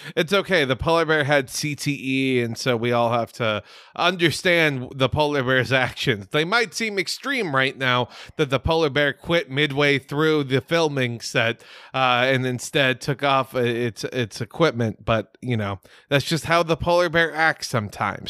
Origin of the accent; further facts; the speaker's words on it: United States; I'm an ignorant as fuck American.